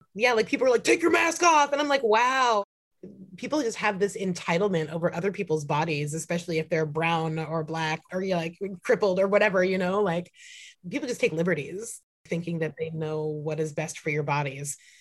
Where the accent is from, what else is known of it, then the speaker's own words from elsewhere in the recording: Santa Cruz, California, United States; also born or lived in San Francisco; now in Portland, United States; I was born and raised in San Francisco and Santa Cruz. Um, so I'm very much like a Bay Area, California kid.